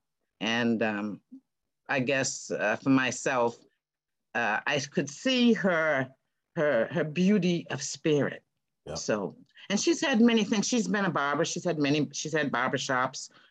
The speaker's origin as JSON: {"language": "English", "town": "Boston", "region": "Massachusetts", "country": "United States", "tie": "born or raised there", "also_born_or_lived": "Seattle", "moved": "yes", "said": "I come from Boston. You're born in Boston. You're raised in culture."}